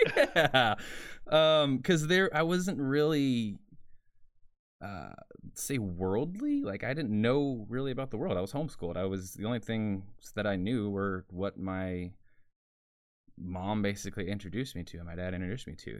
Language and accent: English; Porter, Texas, United States; I grew up in Porter, Texas